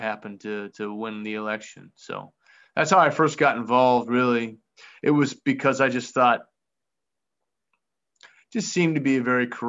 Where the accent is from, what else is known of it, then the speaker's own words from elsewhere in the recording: West Virginia, United States; I moved home to my hometown here in West Virginia